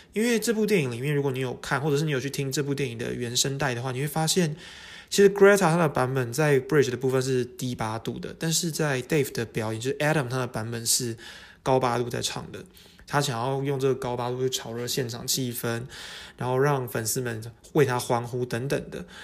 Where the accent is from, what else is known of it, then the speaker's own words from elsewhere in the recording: Taiwan; 我们台湾人叫沙，巴拉歌嘛